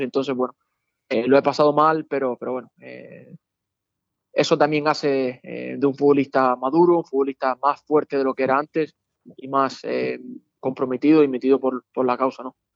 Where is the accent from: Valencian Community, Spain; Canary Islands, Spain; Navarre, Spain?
Canary Islands, Spain; Las Palmas; moved away; contra Las Palmas, contra el equipo de, de mi tierra